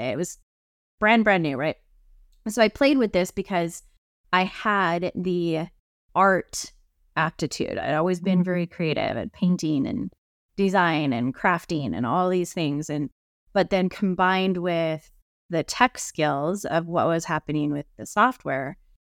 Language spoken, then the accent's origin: English; Idaho, United States; I grew up here in Idaho in the mountains